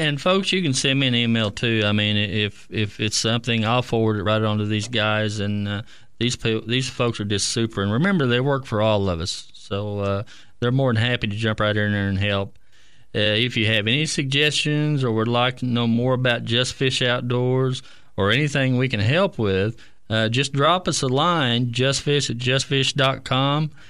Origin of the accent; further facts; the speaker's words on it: Keystone Lake, Oklahoma, United States; I grew up on Keystone and, uh, was fortunate to fish it, uh, back in the sixties